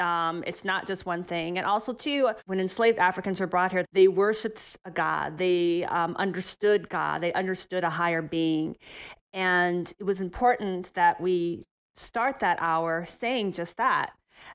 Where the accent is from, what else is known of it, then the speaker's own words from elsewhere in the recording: Ohio, United States; growing up in Ohio, I went to a predominantly white church with my family. However, my grandparents in Southern Ohio, my maternal grandparents, they belonged to a small Baptist church.